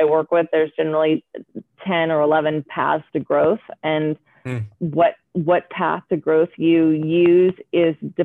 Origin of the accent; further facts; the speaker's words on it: Oregon, United States; I grew up in Oregon with very liberal parents, pot smoking hippies.